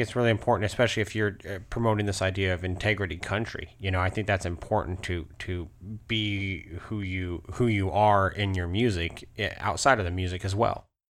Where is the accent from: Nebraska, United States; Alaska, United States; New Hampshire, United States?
Alaska, United States; I grew up in Alaska